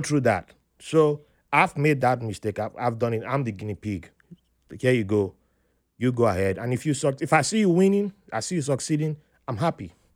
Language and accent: English; Benin City, Edo, Nigeria; moved away; also born or lived in Jos; I grew up in Benin there